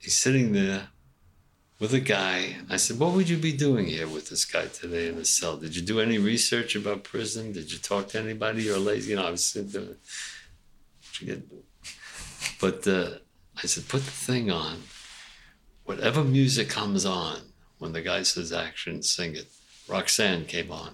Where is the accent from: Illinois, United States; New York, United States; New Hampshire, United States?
New York, United States; New York City; I'm from Brownsville, Brooklyn